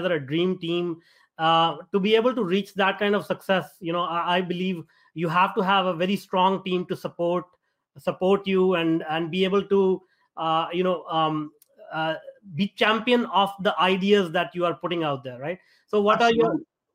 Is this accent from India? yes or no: yes; India; now in North America; I grew up in India and I migrated over to North America.